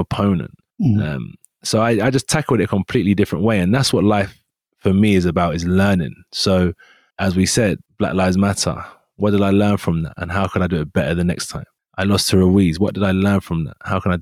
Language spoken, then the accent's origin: English; United Kingdom; we're both from Great Britain